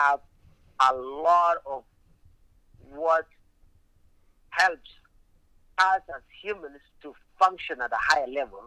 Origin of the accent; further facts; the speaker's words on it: Kenya; also born or lived in Alaska; now in United States; if I had some challenges growing up in Kenya